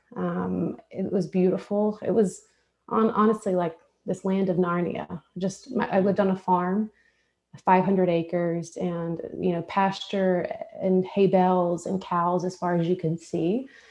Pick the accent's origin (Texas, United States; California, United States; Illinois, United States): Texas, United States; moved away as an adult; now in Nashville, United States; I'm from Texas